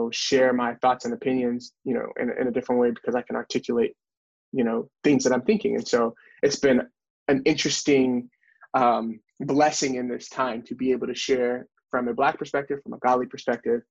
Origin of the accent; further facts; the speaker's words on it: North Carolina, United States; we have growing up in North Carolina